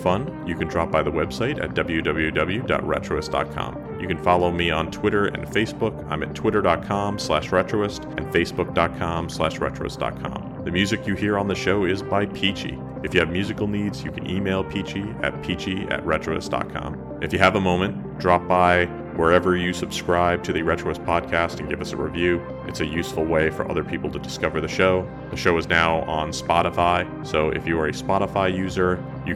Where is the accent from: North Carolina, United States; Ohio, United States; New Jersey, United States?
New Jersey, United States; my home state of New Jersey